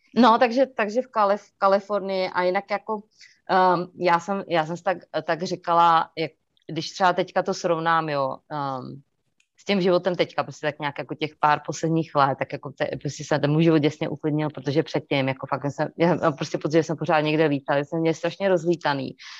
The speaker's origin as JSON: {"language": "Czech", "country": "Czechia", "tie": "born or raised there", "moved": "as an adult", "lives_now": "North Carolina, United States", "said": "je to naše řeč, že jo, prostě já jsem se tam narodila"}